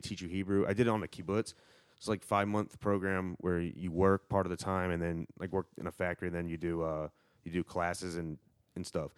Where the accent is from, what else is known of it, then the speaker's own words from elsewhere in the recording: near Charlotte, North Carolina, United States; I grew up near Charlotte